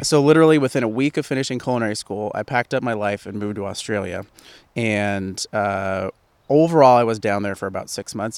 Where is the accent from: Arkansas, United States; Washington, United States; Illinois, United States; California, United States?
Washington, United States; Port Angeles; also born or lived in Seattle, United States; I am from the Great Pacific Northwest. I lived in Seattle for, for twelve years and from a small town called Port Angeles, so at the base of the Olympic National Park.